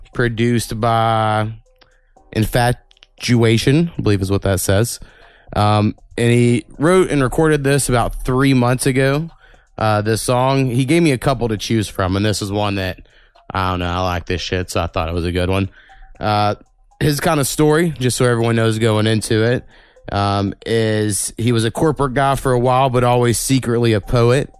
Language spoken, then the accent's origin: English; Oklahoma, United States; we're from Oklahoma we can't fucking read half the time